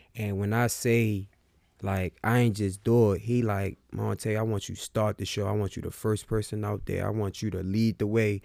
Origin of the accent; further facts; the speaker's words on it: Baltimore, Maryland, United States; I'm from Baltimore.